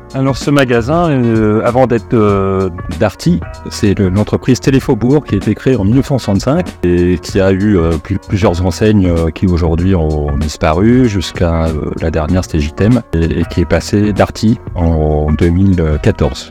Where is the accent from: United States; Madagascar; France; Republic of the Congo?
France; Paris, Île-de-France; moved away as an adult; now in Bergerac, France; je suis pas de la région, je suis un ancien parisien euh, qui, est venu, euh, qui est venu à Bergerac.